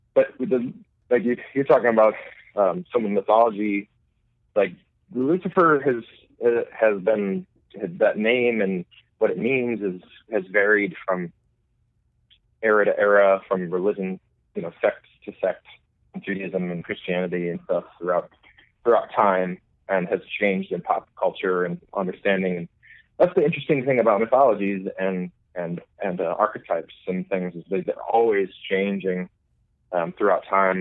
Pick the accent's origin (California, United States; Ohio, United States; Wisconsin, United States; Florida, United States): Wisconsin, United States; Milwaukee; also born or lived in Dublin, Ireland; I'm from Milwaukee.